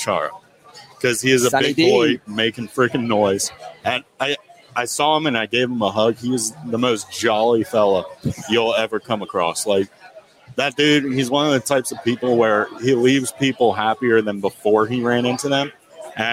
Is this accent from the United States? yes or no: yes; near University of Maryland, United States; I grew up near University of Maryland.